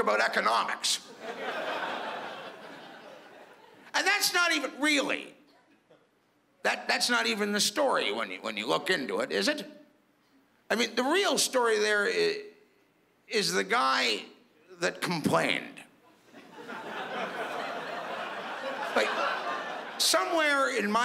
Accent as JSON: {"language": "English", "town": "Toronto", "region": "Ontario", "country": "Canada", "said": "I'm from Toronto"}